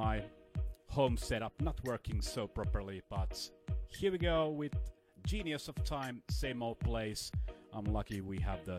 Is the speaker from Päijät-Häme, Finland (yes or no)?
yes; Lahti, Päijät-Häme, Finland; college radio here in Lahti, my hometown in Finland